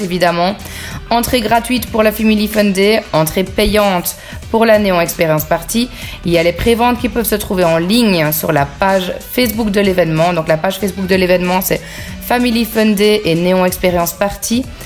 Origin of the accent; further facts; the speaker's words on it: Bastogne, Wallonia, Belgium; now in Léglise, Belgium; je suis originaire de Bastogne, donc j'ai grandi à Bastogne